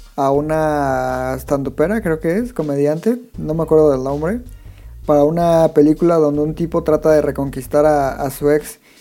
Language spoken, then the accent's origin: Spanish; Mexico; yo como latino, como mexicano